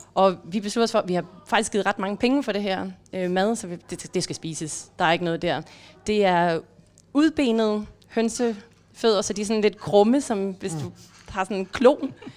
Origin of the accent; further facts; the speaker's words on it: Denmark; jeg har hjemme i Danmark